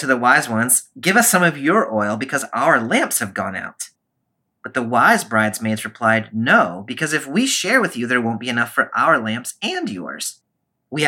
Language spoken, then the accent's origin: English; the South, United States; I was raised in the South and I know how to say it.